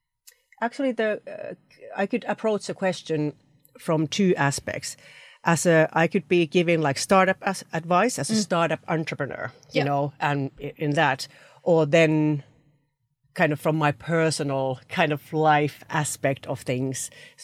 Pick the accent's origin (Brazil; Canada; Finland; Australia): Finland; moved away as an adult; now in United Kingdom; I moved from Finland to UK, to a different market, brought my family, 3 children and a husband here, and did my full-time MBA.